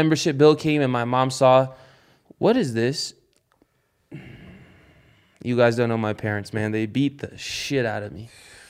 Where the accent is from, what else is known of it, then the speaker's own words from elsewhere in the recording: Las Vegas, Nevada, United States; I grew up in Summerlin. I grew up in Summerlin.